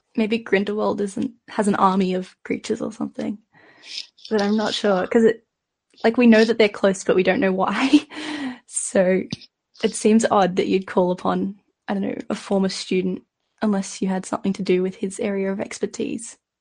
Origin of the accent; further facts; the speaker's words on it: Australia; I'm from Australia